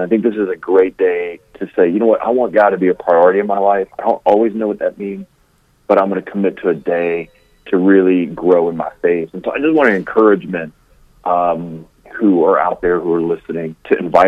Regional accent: Louisiana, United States; I'm from Louisiana. Like, I am way down south

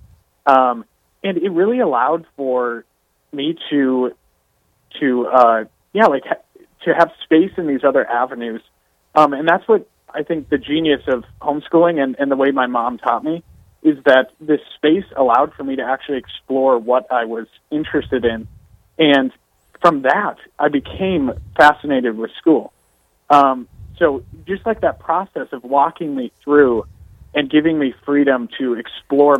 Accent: Crosby, Minnesota, United States; born and raised in Crosby, Minnesota, town of about 2,000

